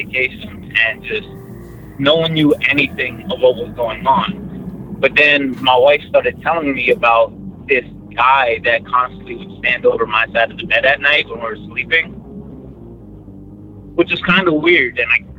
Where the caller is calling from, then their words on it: Dallas, Texas, United States; from Dallas, Texas again.